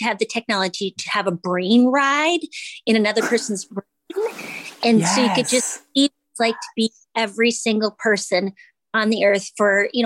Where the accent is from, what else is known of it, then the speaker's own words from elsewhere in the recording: Minnesota, United States; I'm from Minnesota, spent time in Minneapolis